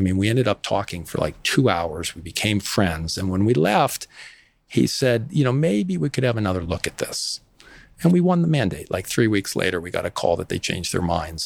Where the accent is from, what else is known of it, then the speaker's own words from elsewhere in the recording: West Falmouth, Massachusetts, United States; I grew up in Little Armenia in West Falmouth